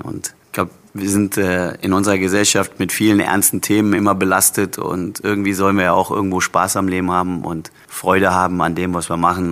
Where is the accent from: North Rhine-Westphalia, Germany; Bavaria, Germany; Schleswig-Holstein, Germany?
North Rhine-Westphalia, Germany; Cologne; moved away; als gebürtiger Kölner